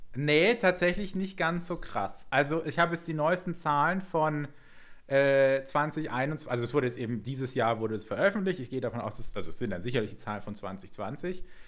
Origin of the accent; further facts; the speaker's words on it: Southern Germany, Germany; wir sind ja beide in Süddeutschland aufgewachsen